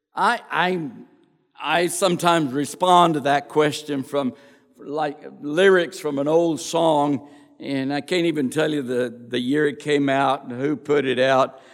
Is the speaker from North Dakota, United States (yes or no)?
no; Crosbyton, Texas, United States; I was born and raised in Crosbyton, Texas